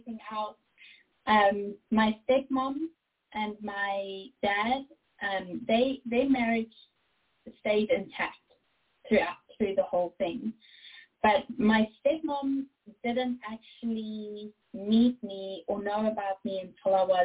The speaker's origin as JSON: {"language": "English", "country": "South Africa", "tie": "born or raised there", "accent": "South African", "said": "I was born in 1991 in South Africa, and that's where the accent comes from."}